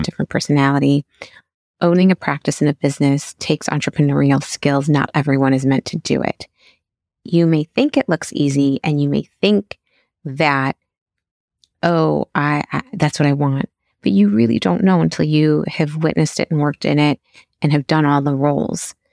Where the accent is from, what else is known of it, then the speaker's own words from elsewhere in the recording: Chicago, Illinois, United States; moved away; I decided to go into pediatric residency and was accepted back at my hometown in Chicago